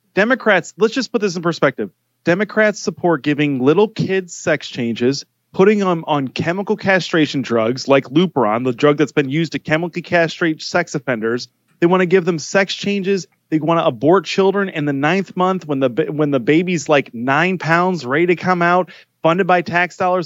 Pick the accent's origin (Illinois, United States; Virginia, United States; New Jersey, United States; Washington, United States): Illinois, United States; I'm actually from Illinois